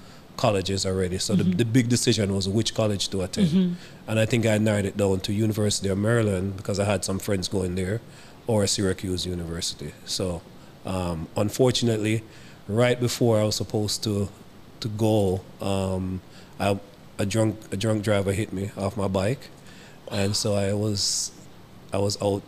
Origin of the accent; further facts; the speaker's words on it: Kingston, Jamaica; also born or lived in Clarendon, Jamaica / New York, United States / Washington, D.C., United States; now in United States; I grew up mostly in Kingston. My dad was a police officer, so mm-hmm. we ended up moving to Clarendon. I attended Clarendon College.